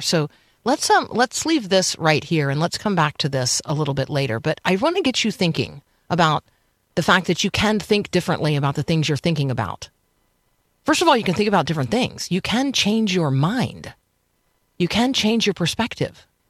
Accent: Tampa, Florida, United States; the neighborhood where I grew up in Tampa, Florida

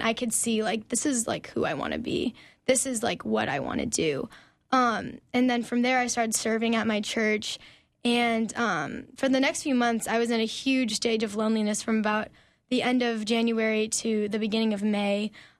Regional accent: Omaha, Nebraska, United States; So I grew up in Omaha, Nebraska, actually.

